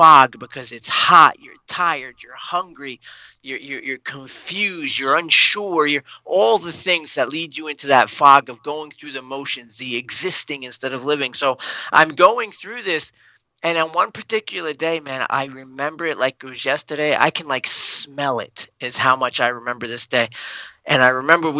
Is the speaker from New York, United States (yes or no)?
yes; Long Island, New York, United States; I'm from Long Island